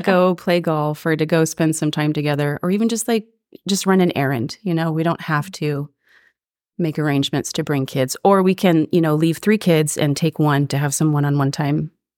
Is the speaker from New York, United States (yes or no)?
no; Ashland, Oregon, United States; moved away as an adult; now in Springfield, United States; I grew up in Ashland, down in Southern Oregon